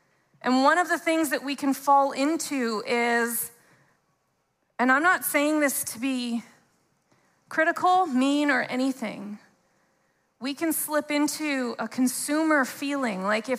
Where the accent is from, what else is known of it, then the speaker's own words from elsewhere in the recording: Canada; Even if we're both born and raised in Canada, there's so many different ways and expressions.